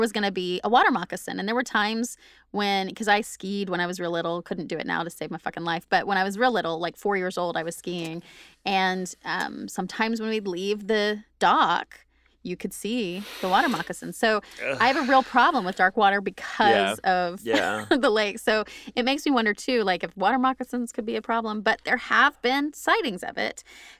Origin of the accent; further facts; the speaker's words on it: Oklahoma, United States; I struggle with dark water and not being able to see through it, which is growing up in Oklahoma.